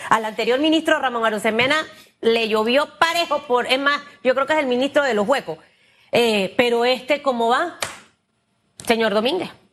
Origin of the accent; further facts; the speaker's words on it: Panama; yo como panameña